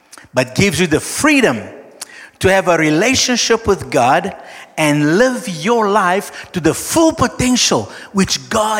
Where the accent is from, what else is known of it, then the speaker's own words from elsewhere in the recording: Brazil; I'm Brazilian, okay, I'm South American, I'm Latino, I'm Latin